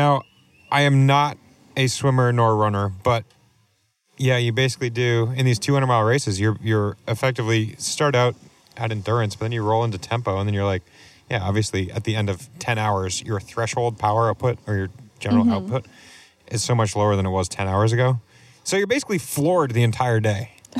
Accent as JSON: {"language": "English", "region": "New England", "country": "United States", "said": "So as a New Englander, I went north."}